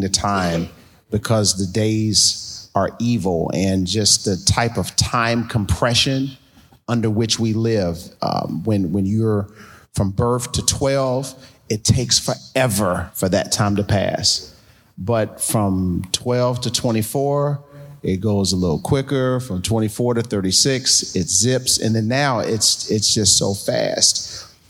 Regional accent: New York City, New York, United States; now in Columbus, United States; we're both from Brooklyn, both born in the same hospital, uh, at Kings County Hospital

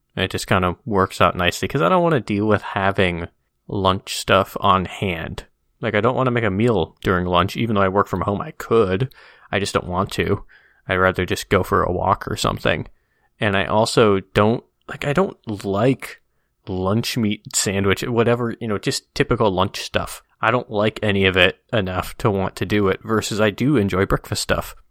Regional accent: Midwest, United States; growing up in the Midwest

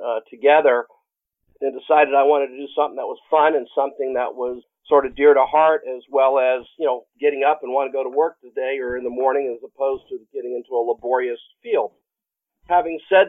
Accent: Orlando, Florida, United States; born and raised in the Orlando area.

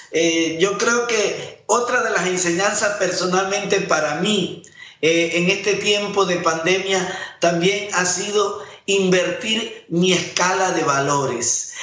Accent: Panama; Como panameño

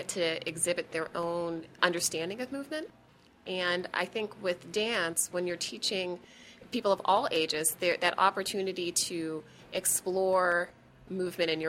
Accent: Pittsburgh, Pennsylvania, United States; moved away; I grew up dancing in Pittsburgh

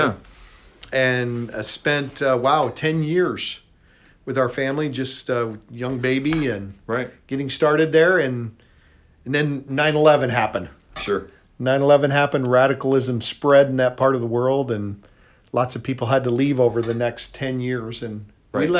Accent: South Dakota, United States; moved away as an adult; also born or lived in Pakistan; I'm from South Dakota.

